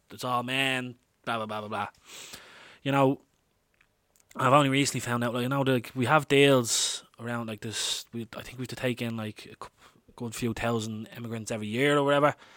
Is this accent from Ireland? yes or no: yes; Dublin, Leinster, Ireland; I'm an Irish man, born and reared in Dublin